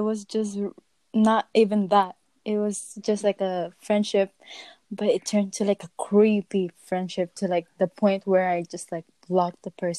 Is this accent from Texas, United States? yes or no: yes; Texas, United States; I'm 19, I'm Filipino, and I'm from Texas.